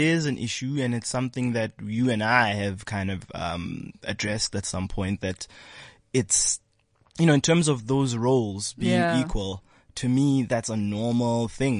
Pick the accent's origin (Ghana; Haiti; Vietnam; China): Ghana; Ashanti; I'm an Ashanti. I come from the Gold Coast.